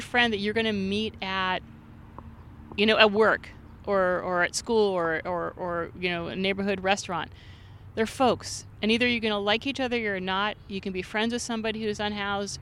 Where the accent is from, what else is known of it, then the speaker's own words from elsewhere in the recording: Santa Monica, California, United States; I'm originally from Santa Monica